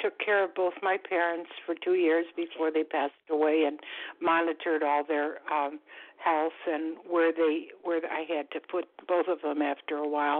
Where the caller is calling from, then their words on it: Florida, United States; I'm calling from Florida.